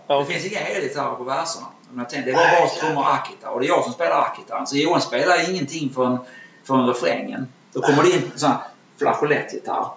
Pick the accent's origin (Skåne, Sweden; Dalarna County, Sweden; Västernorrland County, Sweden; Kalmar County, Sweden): Skåne, Sweden; Malmö; min uppväxt i Malmö